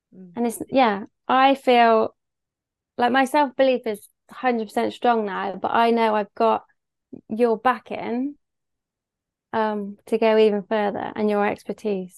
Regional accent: Bristol, South West England, United Kingdom; accent: Bristol; I live in Bristol, hence my beautiful accent

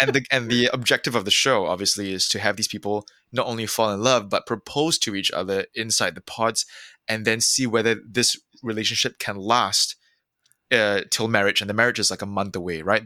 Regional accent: Singapore; growing up in Singapore in the nineties

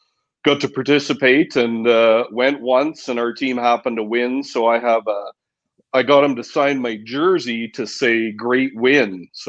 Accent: Saskatchewan, Canada; I grew up in Saskatchewan

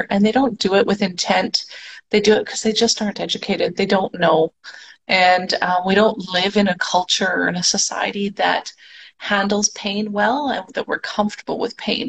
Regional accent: Canada; moved away as an adult; now in Mexico; I am a Canadian that just recently moved down to Mexico this past weekend.

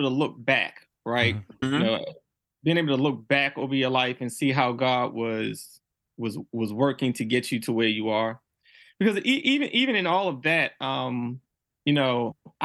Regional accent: Baltimore, Maryland, United States; I grew up in Baltimore City

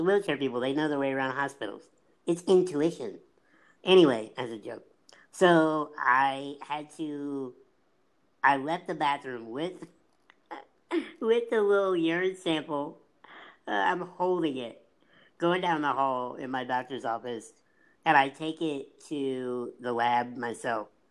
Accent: Illinois, United States; I said, Illinois, technically.

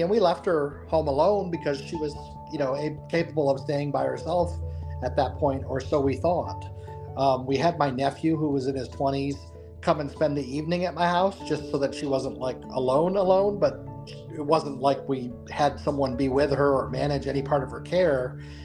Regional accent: Buffalo, New York, United States; now in North Carolina, United States; we're from the Buffalo, New York area originally, um, although we live in North Carolina now.

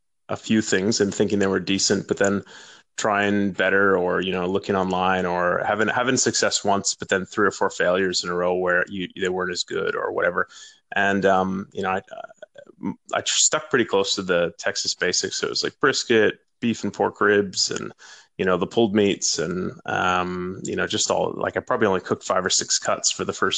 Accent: Canada; moved away; growing up in Canada

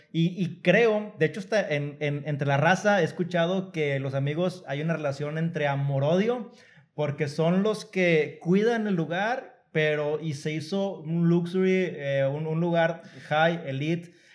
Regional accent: Mexico; uno como mexicano

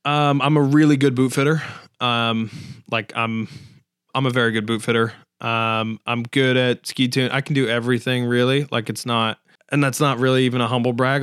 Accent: West Springfield, Massachusetts, United States; so I'm from here. I've always been here

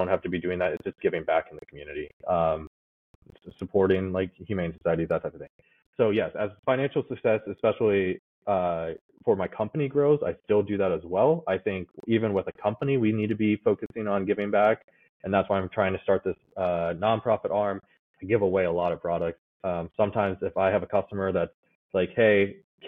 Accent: United States; born or raised there; also born or lived in Kazakhstan

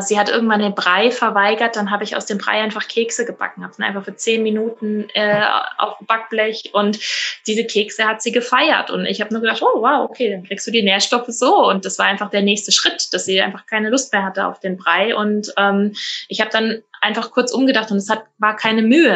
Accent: Rhineland-Palatinate, Germany; bei uns in der Pfalz

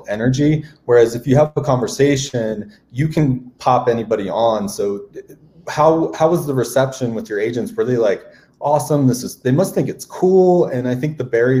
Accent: Maryland, United States; I grew up in Maryland

